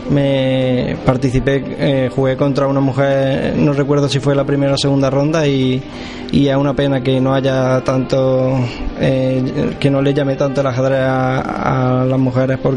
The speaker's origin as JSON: {"language": "Spanish", "town": "Córdoba", "region": "Andalusia", "country": "Spain", "said": "De Córdoba Capital."}